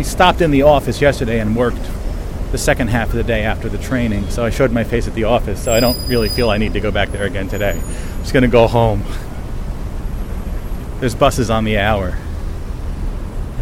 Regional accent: Bridgewater, New Jersey, United States; also born or lived in New York City; my room from where I grew up in Bridgewater, New Jersey

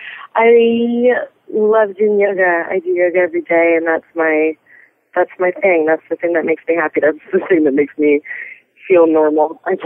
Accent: Midwest, United States; I grew up in the Midwest as well.

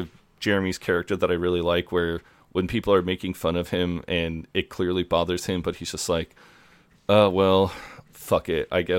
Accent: United States; as an American

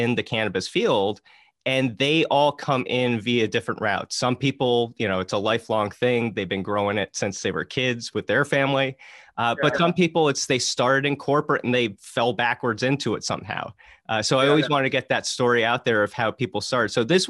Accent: New Jersey, United States; I grew up in Jersey

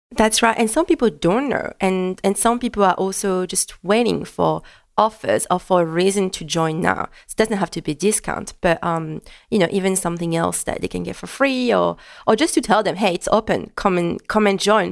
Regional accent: France; first language French; English is a second language; moved away as an adult; now in Melbourne, Australia; French, English is not my native language. It just brings me a bit closer to France

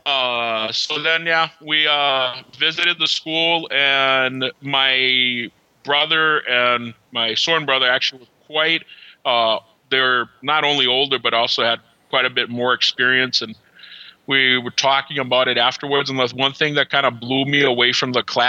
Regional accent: Brazil; also born or lived in New York City; now in Wisconsin, United States; I grew up in Brazil

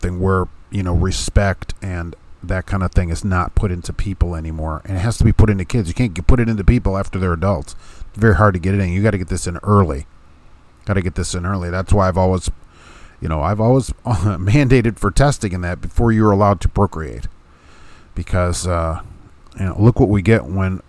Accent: Hammond, Indiana, United States; I grew up in Hammond outside Chicago

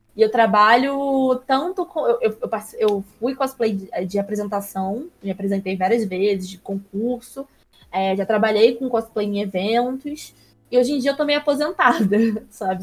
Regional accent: Areal, Rio de Janeiro, Brazil; moved away as an adult; also born or lived in Petrópolis; now in São Paulo, Brazil; Eu nasci em Petrópolis, que é uma cidade da região serrana do Rio, mas eu fui criada em Areal, que é uma outra cidadezinha mínima de 11 mil habitantes do lado de Petrópolis

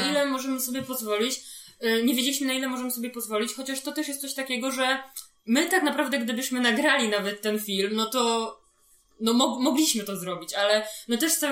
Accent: Warsaw, Masovian Voivodeship, Poland; jesteśmy z Warszawy

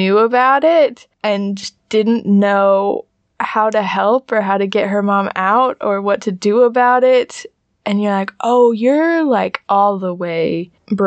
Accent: United States; I'm an American

